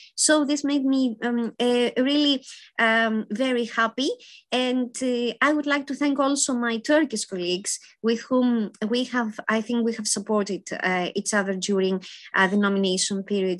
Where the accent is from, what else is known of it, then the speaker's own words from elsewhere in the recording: Athens, Attica, Greece; I was born in Athens, Greece